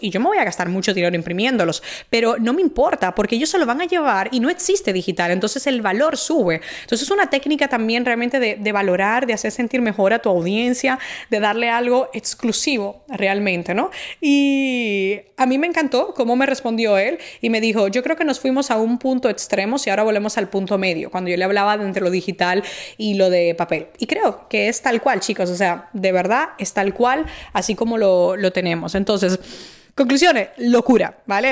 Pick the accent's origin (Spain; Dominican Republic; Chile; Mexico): Dominican Republic; moved away; en mi país